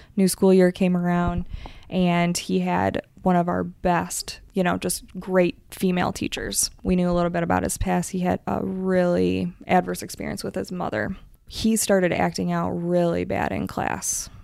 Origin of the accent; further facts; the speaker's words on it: Michigan, United States; moved away; I'm originally from Michigan